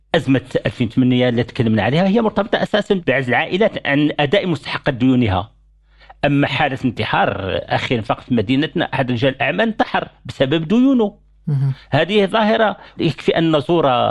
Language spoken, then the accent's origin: Arabic; Morocco; احنا عندنا في المغرب